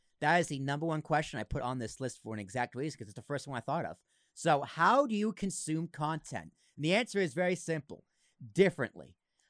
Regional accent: Massachusetts, United States; I grew up in Massachusetts.

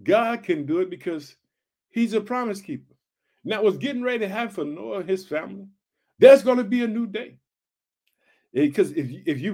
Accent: Illinois, United States; born or raised there; also born or lived in Chicago, Illinois

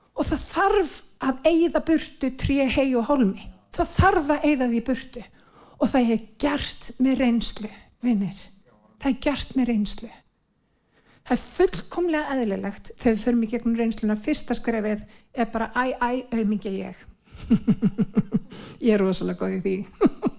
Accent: Iceland; við sem Íslendingar, við erum blessaði líður

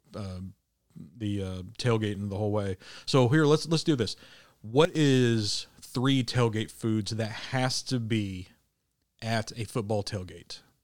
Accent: Midwest, United States; now in Arkansas, United States; growing up in the Midwest

